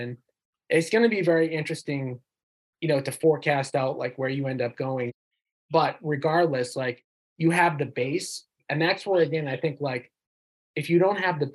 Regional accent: North Shore, Massachusetts, United States; we both know we grew up in the North Shore

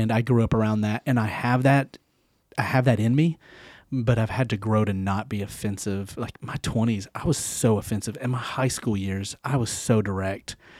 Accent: Knoxville, Tennessee, United States; also born or lived in Nashville; I'm from the South. I'm born and raised in Knoxville. Well, I was born in Nashville, but still the South.

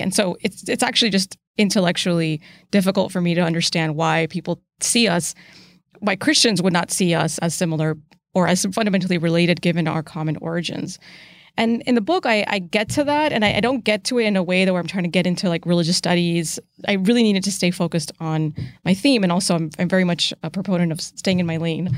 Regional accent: United States; as an American Muslim, I see the relationship between my faith and my country

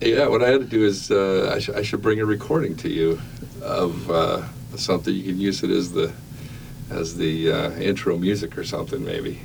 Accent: Las Vegas, Nevada, United States; also born or lived in Moapa Valley, Nevada; now in Logandale, United States; I was born in Las Vegas

